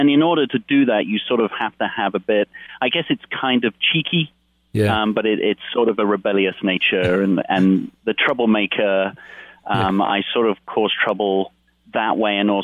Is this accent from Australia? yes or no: no; United Kingdom; moved away; part being British